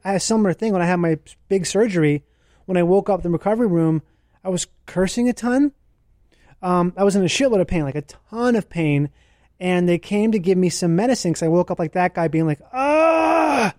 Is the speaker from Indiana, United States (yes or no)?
no; Minnesota, United States; I grew up in Minnesota